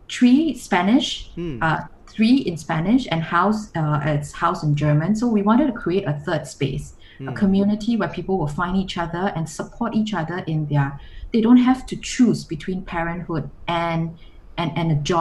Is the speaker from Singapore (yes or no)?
yes; Singapore; I'm from Singapore.